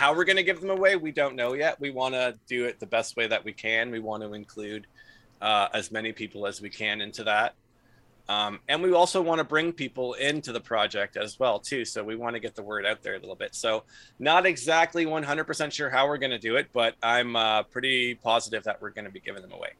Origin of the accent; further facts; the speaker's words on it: Ontario, Canada; we're from Ontario